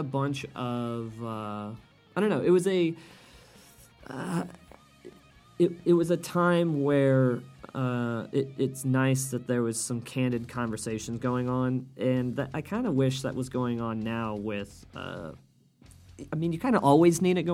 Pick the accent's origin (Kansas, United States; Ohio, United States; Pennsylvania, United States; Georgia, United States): Kansas, United States; Wichita; now in Chicago, United States; I grew up in Kansas and now live in Chicago. And Chicago, if you guys don't know, is a very liberal city, at least to my estimation. And Wichita, Kansas, where I'm from